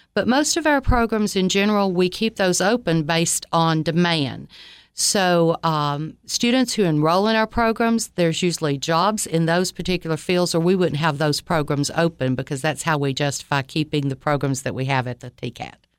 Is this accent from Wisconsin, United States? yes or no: no; Livingston, Tennessee, United States; also born or lived in Troy, Alabama; I grew up in Livingston, Tennessee, spent um, my life there, most of it.